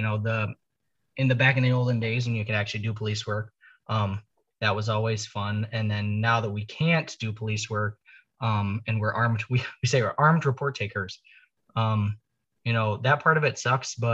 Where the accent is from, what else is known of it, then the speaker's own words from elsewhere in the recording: Canada; now in Washington, D.C. area, United States; I grew up in the Great White North, where there's snow abound.